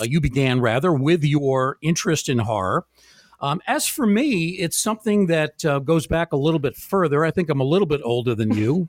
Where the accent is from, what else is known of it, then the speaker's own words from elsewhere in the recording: Bronxville, New York, United States; I actually grew up on the border of Yonkers in a very small town called Bronxville